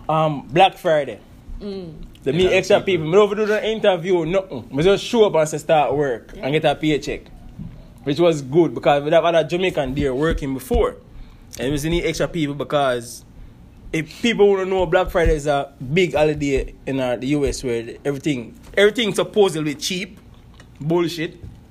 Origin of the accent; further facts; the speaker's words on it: Mexico; now in United States; So me like consider as a Mexican over here, as the American would I put it.